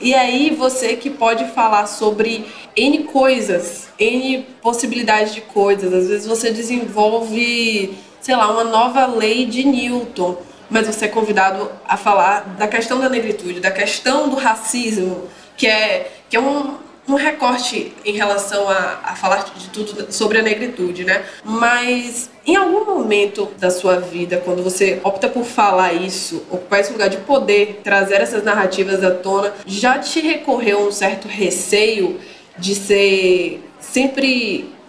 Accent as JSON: {"language": "Portuguese", "region": "interior of Bahia", "country": "Brazil", "moved": "yes", "lives_now": "Salvador, Brazil", "said": "eu sou do interior da Bahia, mas eu moro há muito tempo em Salvador"}